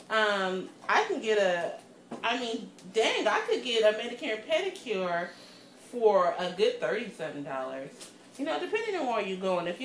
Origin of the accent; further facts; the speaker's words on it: Pittsburgh, Pennsylvania, United States; I'm from Pittsburgh.